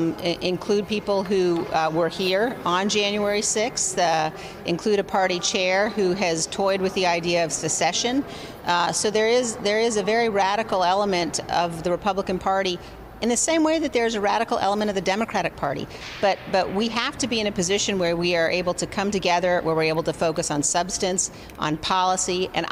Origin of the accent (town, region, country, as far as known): Wyoming, United States